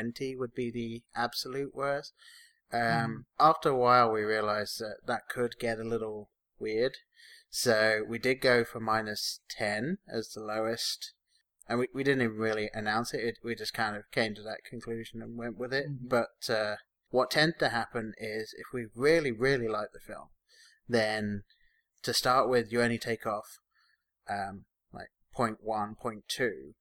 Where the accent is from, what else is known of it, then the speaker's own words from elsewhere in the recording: England, United Kingdom; now in Columbus, United States; me being English